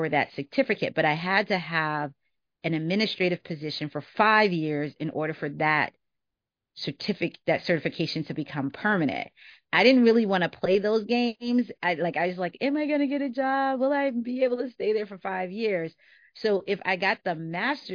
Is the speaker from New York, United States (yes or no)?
yes; New York City, New York, United States; moved away; I was from New York, and coming back to New York, like, I knew neighborhoods that I would be comfortable in because I grew up there